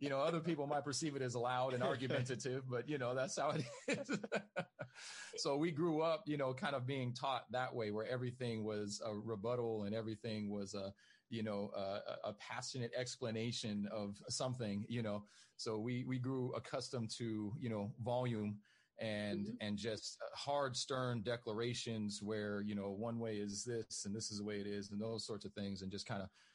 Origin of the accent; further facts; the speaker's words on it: Inglewood, California, United States; I grew up in Inglewood, California